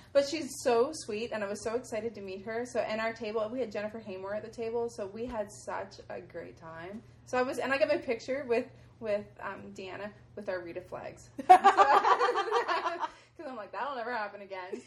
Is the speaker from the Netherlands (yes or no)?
no; Halifax, Nova Scotia, Canada; I'm from Halifax in Nova Scotia, Canada